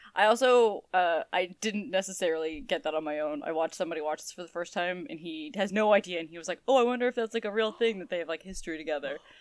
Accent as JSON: {"language": "English", "region": "New England", "country": "United States", "said": "we're from New England."}